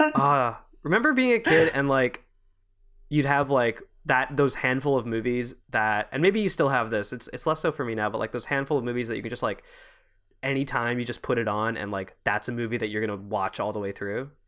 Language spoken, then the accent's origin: English; Quebec, Canada; I'm from Quebec